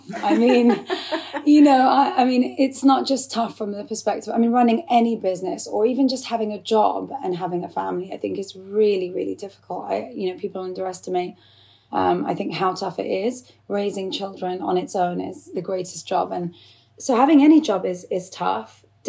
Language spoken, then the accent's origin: English; England, United Kingdom; to me, I feel just as English as I do Iraqi. I have a, you know, fully Iraqi background. Both my parents are Iraqi. I feel 100% Iraqi and 100% English